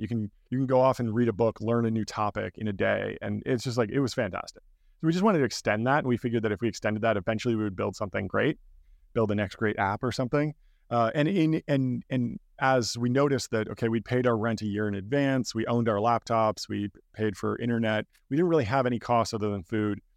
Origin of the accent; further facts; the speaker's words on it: Pasadena, California, United States; I grew up in Pasadena, California, basically right outside Los Angeles